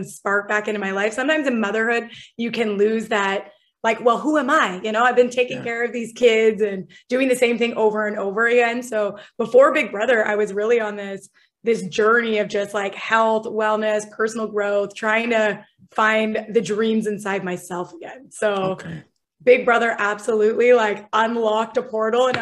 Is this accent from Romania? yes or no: no; LaSalle, Ontario, Canada; moved away as an adult; I was born in LaSalle, Ontario. I was raised in LaSalle, Ontario.